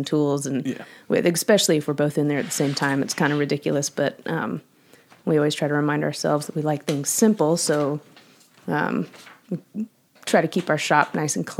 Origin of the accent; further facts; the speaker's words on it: Austin, Texas, United States; also born or lived in Dallas, Texas / Costa Rica; I am originally from Austin, Texas